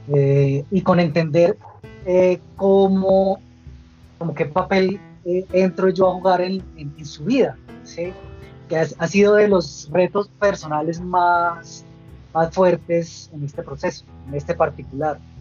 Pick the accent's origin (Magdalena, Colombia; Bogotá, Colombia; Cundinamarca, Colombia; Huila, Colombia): Bogotá, Colombia; soy bogotano y actualmente vivo en Bogotá